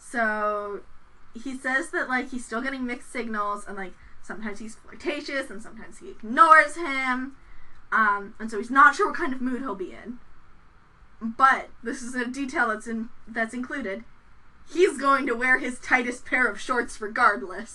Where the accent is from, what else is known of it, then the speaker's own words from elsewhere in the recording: Chicago, Illinois, United States; we're from Chicago